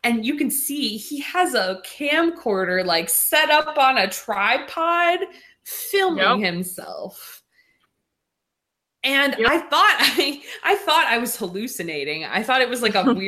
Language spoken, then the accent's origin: English; Michigan, United States; born or raised there